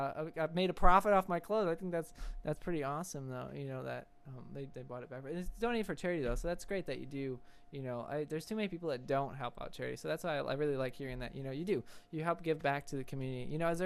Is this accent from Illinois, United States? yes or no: yes; Chicago, Illinois, United States; I'm also from Illinois, which is kind of funny. I'm from southwest side of Chicago